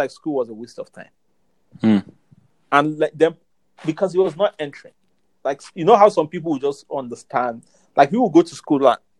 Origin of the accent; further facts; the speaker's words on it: Jos, Plateau, Nigeria; moved away as an adult; now in Lagos, Nigeria; I grew up in Jos. I went to school in Jos